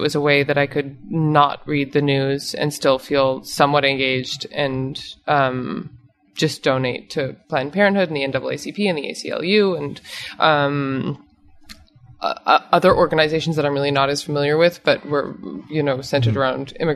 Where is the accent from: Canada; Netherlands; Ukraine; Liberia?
Canada; also born or lived in New York; now in Los Angeles, United States; I'm Canadian